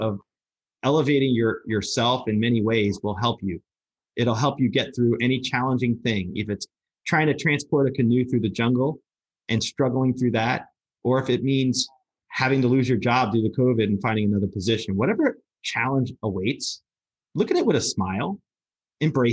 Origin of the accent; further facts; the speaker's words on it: Lodi, New Jersey, United States; I'm from Lodi, New Jersey